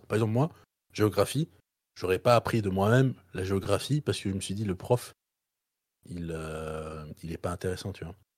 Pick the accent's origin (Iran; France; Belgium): Belgium; moi, je suis belge